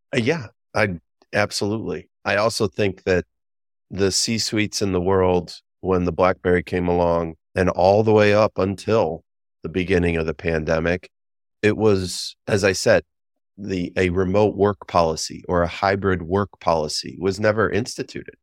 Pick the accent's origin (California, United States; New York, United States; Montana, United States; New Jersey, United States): New York, United States; Western; moved away as an adult; I lived in New York City for twenty years after growing up in Western New York